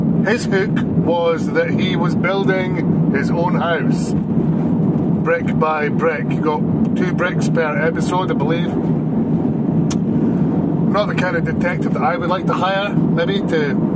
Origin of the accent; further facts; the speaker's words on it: Dundee, Scotland, United Kingdom; Dennis the Menace is from my hometown, Jeff. He's from Dundee in Scotland